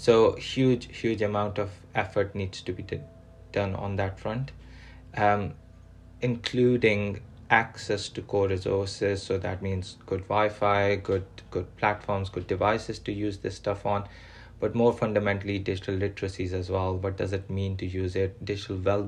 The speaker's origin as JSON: {"language": "English", "country": "Pakistan", "tie": "born or raised there", "moved": "yes", "lives_now": "England, United Kingdom", "said": "I'm a Pakistani born British person living in England"}